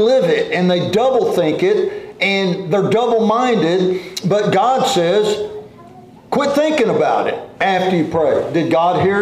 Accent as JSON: {"language": "English", "region": "Oklahoma", "country": "United States", "tie": "born or raised there", "said": "where we grew up in Oklahoma"}